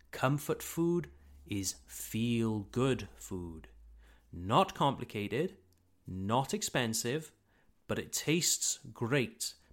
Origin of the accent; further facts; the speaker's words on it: Wales, United Kingdom; Wales is the country where I was born and where I grew up, where my family lives, and it's where I received my education.